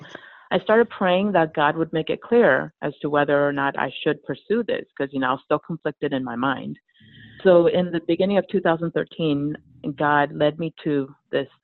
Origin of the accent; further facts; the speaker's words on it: Los Angeles, California, United States; I grew up in Los Angeles, so there are plenty of yoga studios